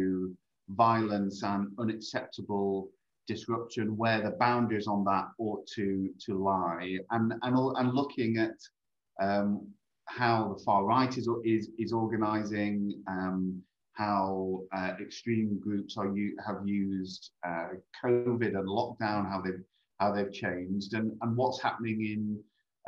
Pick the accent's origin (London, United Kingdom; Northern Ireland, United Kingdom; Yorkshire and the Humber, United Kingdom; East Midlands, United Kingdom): Yorkshire and the Humber, United Kingdom; Sheffield; moved away; also born or lived in Swallownest / Rawmarsh; I grew up in the Labour Party in Sheffield in the 1980s